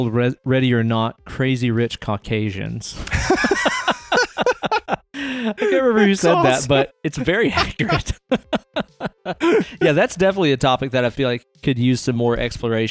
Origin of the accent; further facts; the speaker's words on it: the Bible Belt, United States; growing up in the Bible Belt